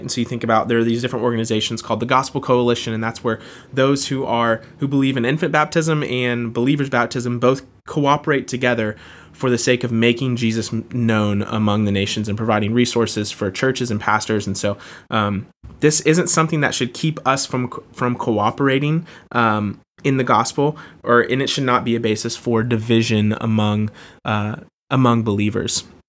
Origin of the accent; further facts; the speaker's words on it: Jacksonville, Florida, United States; I was born and raised in Jacksonville, Florida, and uh, love where I'm from